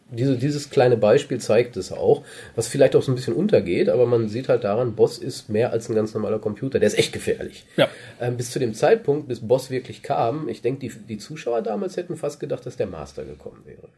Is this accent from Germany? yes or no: yes; Germany; als Deutscher